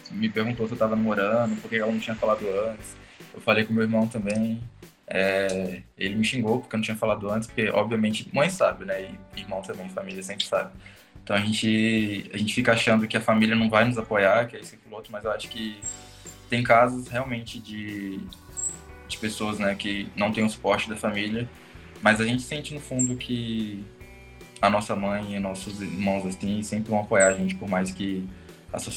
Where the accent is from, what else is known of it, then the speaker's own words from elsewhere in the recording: interior of Minas Gerais, Brazil; moved away as an adult; also born or lived in Rio de Janeiro; now in Belo Horizonte, Brazil; sou homossexual, tenho 27 anos, sou do interior de Minas, mas fiz mestrado no Rio de Janeiro, na COP, e tem um pouco mais de um ano que eu atuo aqui em BH